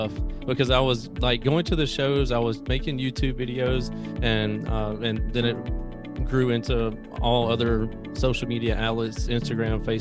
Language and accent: English; Greenville, Mississippi, United States; I come from Greenville, Mississippi, a very small country town in Mississippi